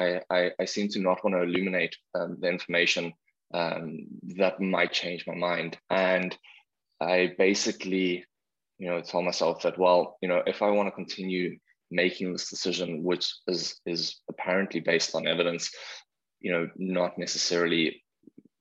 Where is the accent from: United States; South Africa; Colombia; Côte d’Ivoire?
South Africa; now in Vancouver, Canada; I'm from South Africa